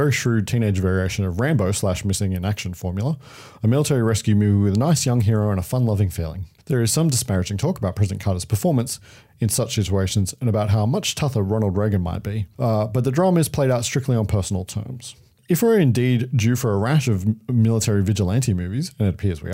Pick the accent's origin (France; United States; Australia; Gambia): Australia; we are Australian